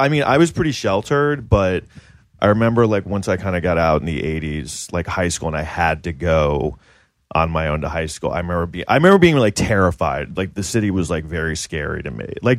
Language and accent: English; New York City, New York, United States; also born or lived in Los Angeles; I'm from like Manhattan.